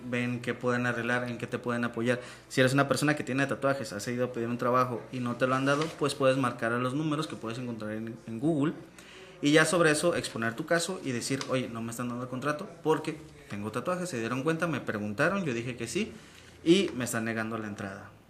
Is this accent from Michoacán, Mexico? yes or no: yes; Michoacán, Mexico; vengo, de, vengo de Michoacán